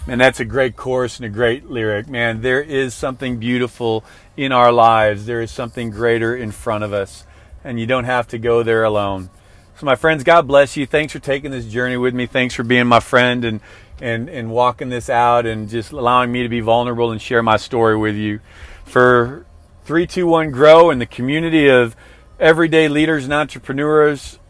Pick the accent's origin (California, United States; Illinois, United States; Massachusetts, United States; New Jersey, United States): Illinois, United States; Illinois outside of Chicago, United States; I grew up in Illinois outside of Chicago